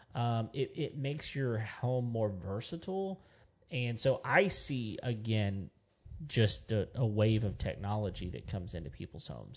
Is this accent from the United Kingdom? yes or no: no; West Texas, United States; I grew up in West Texas